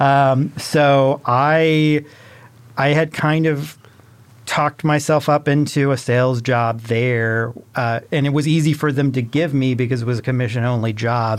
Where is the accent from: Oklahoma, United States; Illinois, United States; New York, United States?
Illinois, United States; moved away as an adult; also born or lived in Greencastle, Indiana; I'm originally from Illinois